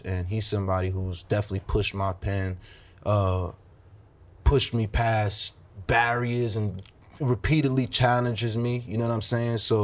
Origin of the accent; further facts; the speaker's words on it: New York City, New York, United States; not only am I from New York, I'm from Brooklyn